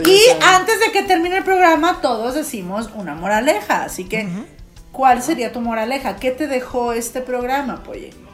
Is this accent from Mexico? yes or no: yes; Torreón, Coahuila, Mexico; los dos somos de Torreón